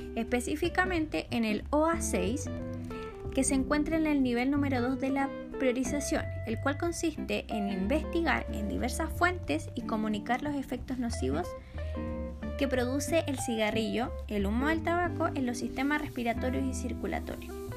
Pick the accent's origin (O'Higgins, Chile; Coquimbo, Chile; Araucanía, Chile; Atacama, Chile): Coquimbo, Chile; soy de la cuarta región de Coquimbo